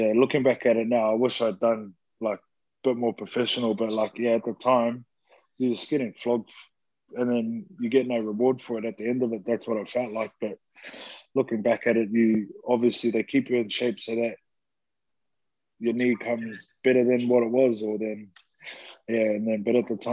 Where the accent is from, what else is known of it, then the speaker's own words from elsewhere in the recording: New Zealand; growing up in New Zealand myself